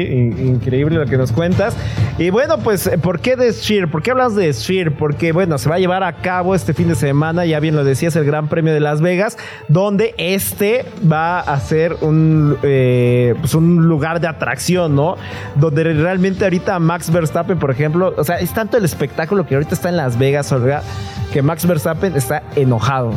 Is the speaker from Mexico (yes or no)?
yes; Mexico; yo soy de México